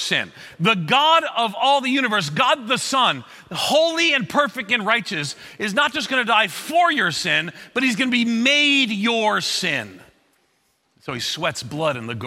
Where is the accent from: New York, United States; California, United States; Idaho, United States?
New York, United States; Long Island, outside of New York City, United States; moved away; also born or lived in Florida; I grew up on Long Island outside of New York City, and my family kind of went broke